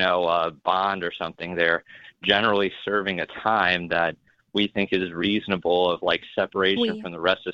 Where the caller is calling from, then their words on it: Nebraska, United States; from Nebraska.